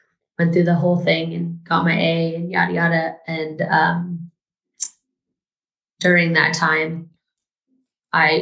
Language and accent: English; California, United States; moved away; I'm from California originally